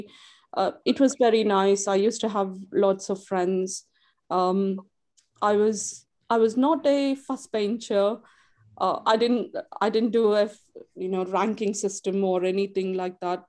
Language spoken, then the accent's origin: English; India; also born or lived in Sandwell, West Midlands; now in United Kingdom; I was born and brought up in India